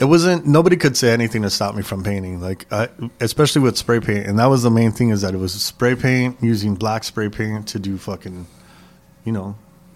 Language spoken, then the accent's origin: English; Los Angeles, California, United States; But I grew up in San Gabriel Valley, East LA.